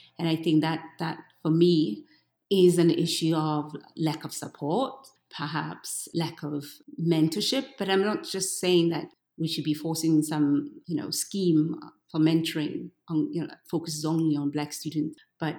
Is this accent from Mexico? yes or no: no; South Africa; so I have a very thick skin because I come from South Africa.